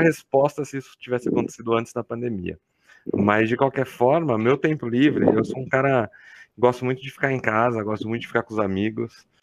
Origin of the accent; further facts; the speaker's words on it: Campinas, São Paulo, Brazil; accent: caipira; moved away as an adult; now in São Carlos, Brazil; Eu sou natural de Campinas, interior de São Paulo